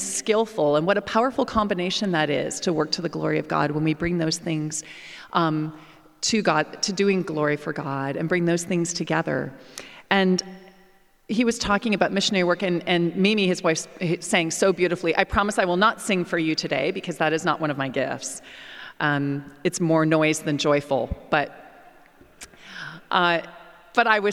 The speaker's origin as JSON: {"language": "English", "country": "Canada", "tie": "born or raised there", "also_born_or_lived": "England / United States", "moved": "as an adult", "said": "Whenever I came back to Canada, and particularly my hometown"}